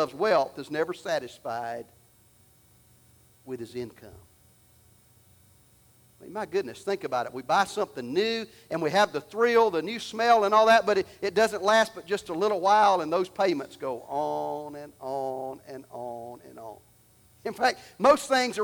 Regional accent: Alabama, United States; I'm from Alabama

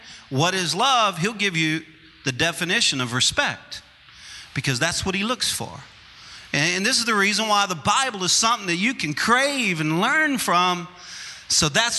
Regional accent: Louisiana, United States; I'm a Cajun, and I'm from Louisiana

